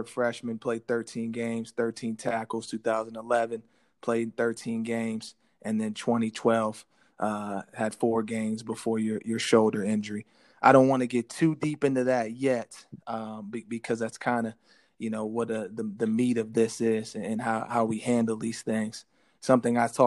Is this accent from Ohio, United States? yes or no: yes; Ohio, United States; We're both from Ohio